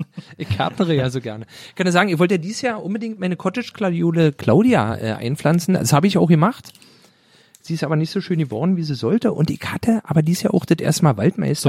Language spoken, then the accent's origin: German; Berlin, Germany; ich bin aus Pankow